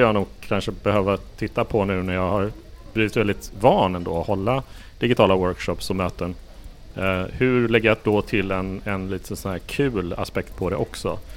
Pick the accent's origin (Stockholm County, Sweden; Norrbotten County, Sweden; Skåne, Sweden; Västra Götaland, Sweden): Västra Götaland, Sweden; Gothenburg; Jag har kommit från, från Göteborg, det vill säga min hemort